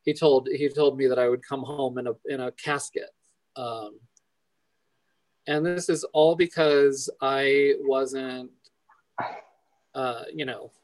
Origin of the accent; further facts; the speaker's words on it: Phoenix, Arizona, United States; moved away; also born or lived in Española, New Mexico; I was born in Phoenix in 75